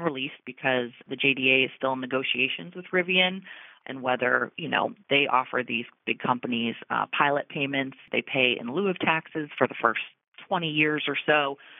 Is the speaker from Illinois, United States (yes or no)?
no; New Jersey, United States; You know, I'm from New Jersey. I'm from a city where you can't spread your arms out between the houses.